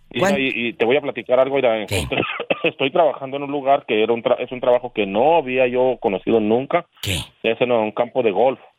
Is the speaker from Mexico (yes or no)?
yes; Chihuahua, Mexico; born there; Yo, aquí donde estoy, es un señor de mi pueblo, de donde yo nací en el estado de Chihuahua.